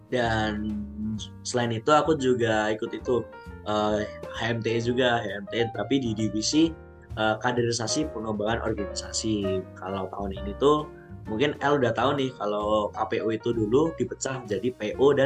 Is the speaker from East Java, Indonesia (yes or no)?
yes; Pacitan, East Java, Indonesia; mungkin kalau asal aku aku dari Pacitan tapi domisili aku di Pacitan sama Surabaya